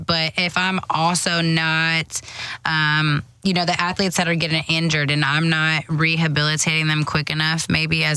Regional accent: Houston, Texas, United States; I'm from Houston, Texas, and now I'm working with, you know, some of these big sports in my city

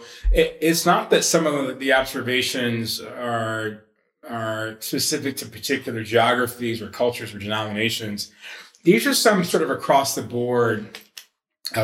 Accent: Atlanta, Georgia, United States; I was raised in Atlanta, raised in a United Methodist church.

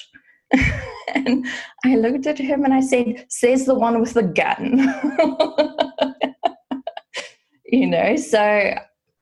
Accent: South Africa; I grew up in South Africa and there you get it from the age of 18

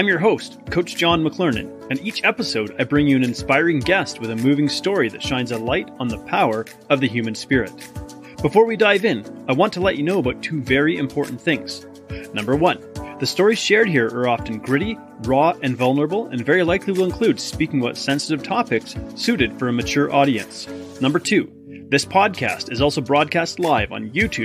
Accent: Canada; also born or lived in Australia; as a Canadian

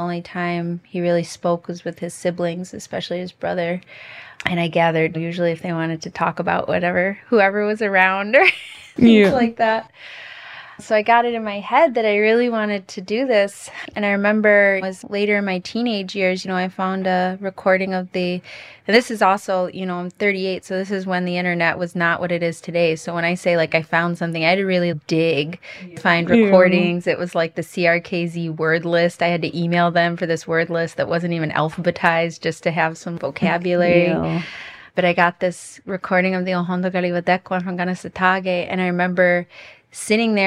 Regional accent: Buffalo, New York, United States; now in Brantford, Canada; I was born and raised in Buffalo, New York.

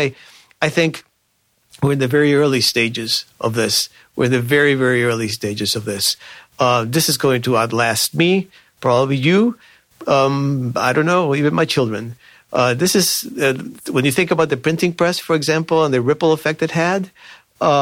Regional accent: Cuba; now in Virginia, United States; I myself am an immigrant. I come from Cuba.

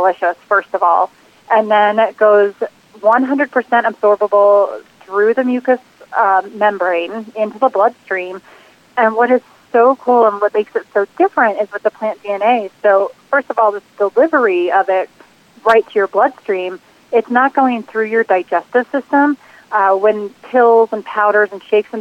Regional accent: New Jersey, United States; now in Boulder, Colorado, United States; I'm originally from New Jersey

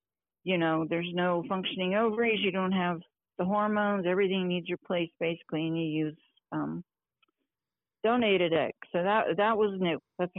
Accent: Ohio, United States; moved away as an adult; now in Colorado, United States; with my current husband, and we've been married now for 31 years. I'm originally from Ohio.

